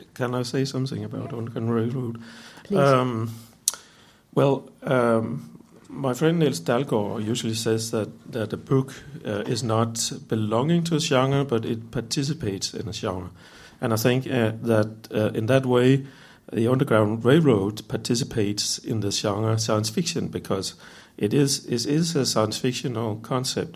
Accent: Denmark; I'm from Denmark

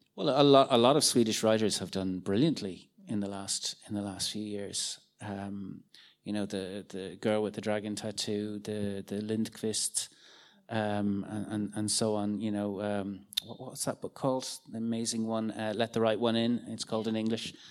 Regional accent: Ireland; I'm an Irish uh, science fiction and fantasy writer

